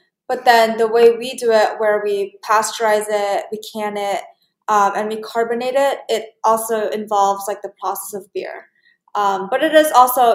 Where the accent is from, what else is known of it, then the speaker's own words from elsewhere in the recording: New York City, New York, United States; being born and raised in Flushing